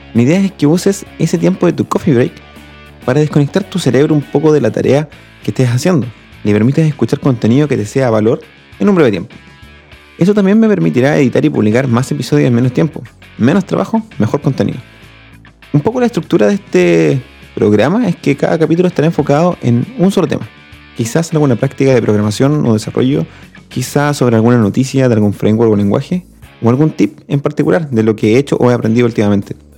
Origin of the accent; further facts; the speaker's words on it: Chile; also born or lived in Talca; soy chileno y vivo en Talca